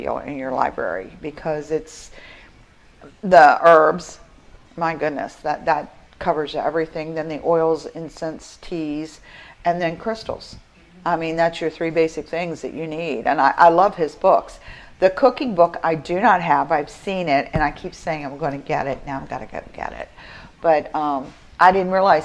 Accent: Appalachia, West Virginia, United States; now in Florida, United States; I'm from Appalachia, where it's cornbread and black-eyed peas

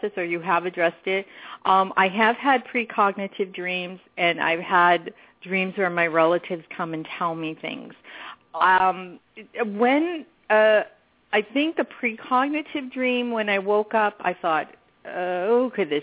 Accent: New York, United States; moved away; I grew up in New York

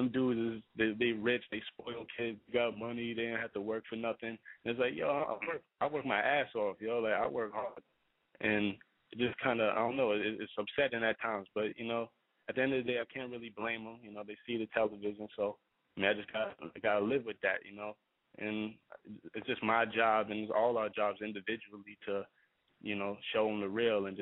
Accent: New York City, New York, United States; raised in Queens, Briarwood, Queens

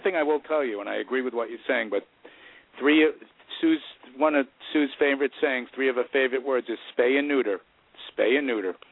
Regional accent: New York City, New York, United States; also born or lived in Long Island; I grew up in Queens and I went to college on Long Island

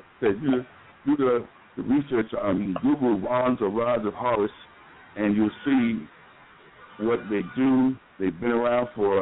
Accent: New York, United States; now in Atlanta, United States; we're from New York

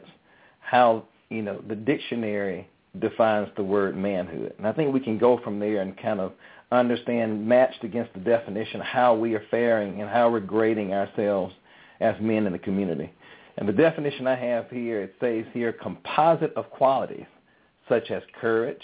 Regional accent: Birmingham, Alabama, United States; moved away; also born or lived in Atlanta, Georgia; I was raised in Birmingham, Alabama, so that means you know I have a good root system, that southern root system

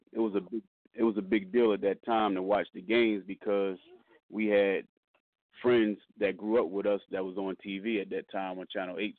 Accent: Wilmington, Delaware, United States; I'm born and raised in Wilmington, Delaware

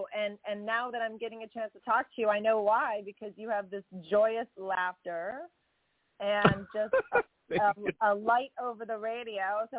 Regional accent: Chicago, Illinois, United States; born or raised there; moved away

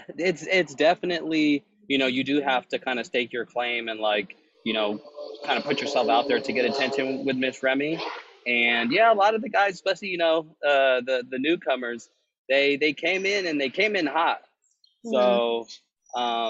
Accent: Sacramento, California, United States; I'm from Sacramento, born and raised.

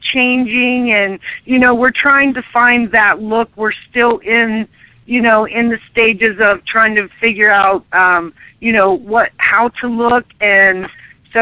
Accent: Lancaster, Ohio, United States; moved away as an adult; now in Kansas, United States; I'm originally from Lancaster, Ohio

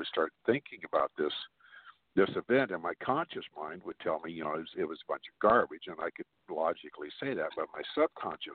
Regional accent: Glendale, United States; also born or lived in Arkansas; me and my twin brother were born and raised in Glendale, my family was from Arkansas

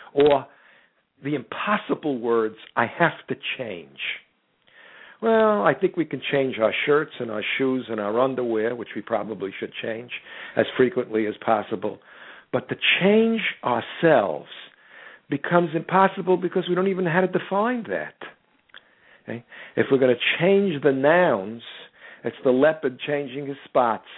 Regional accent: United States; I'm an American.

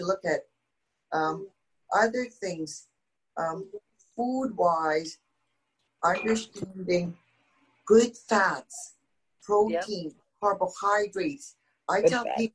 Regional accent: India; moved away; I'm originally from India

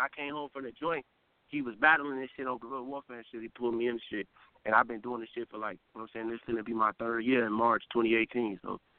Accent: Chicago, Illinois, United States; I'm from Uptown

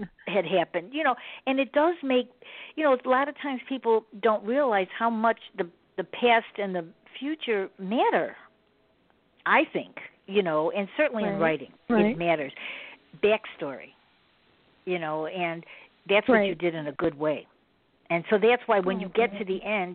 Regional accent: Chicago, Illinois, United States; I'm from Chicago

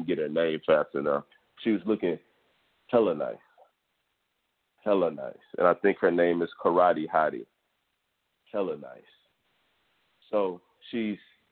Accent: Houston, Texas, United States; Houston, Texas, my hometown

